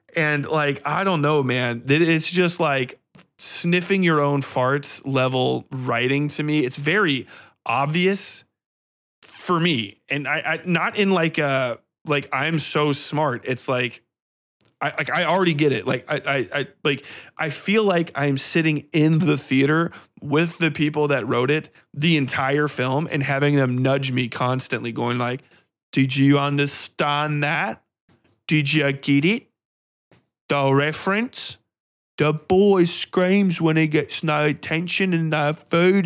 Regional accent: United States; I was raised in fucking suburbia. I'm American.

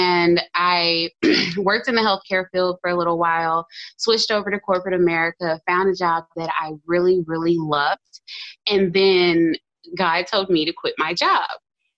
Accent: Houston, Texas, United States; Houston, Texas.

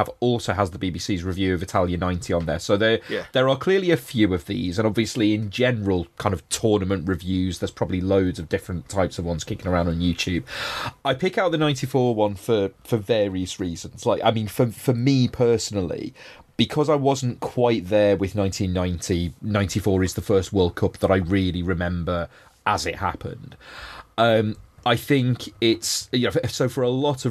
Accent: England, United Kingdom; as an England fan and as an English person

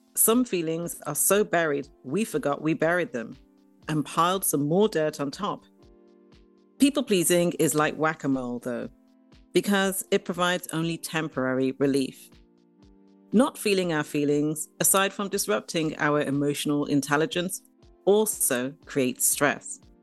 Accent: Dublin, Leinster, Ireland; moved away; I grew up in Dublin, in Ireland

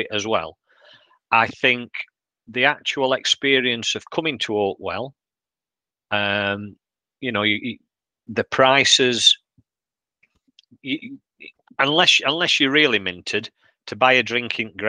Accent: Yorkshire and the Humber, United Kingdom; we take quite a bit of getting going.

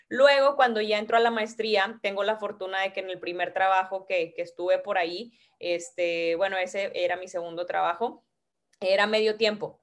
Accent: Ciudad Victoria, Tamaulipas, Mexico; empecé a ir a jugar en Ciudad Victoria, porque yo soy de allá, de Tamaulipas

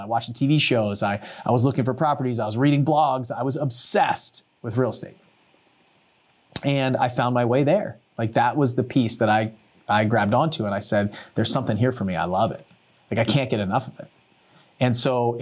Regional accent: Maryland, United States; I grew up in Maryland and Under Armour came out of our area in Maryland

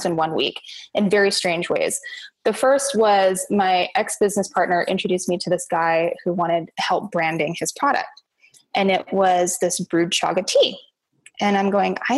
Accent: Kamloops, British Columbia, Canada; my hometown in Kamloops, British Columbia, Canada

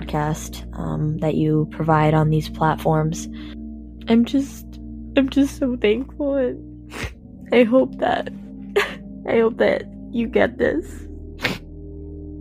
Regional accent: Massachusetts, United States; I'm from Massachusetts

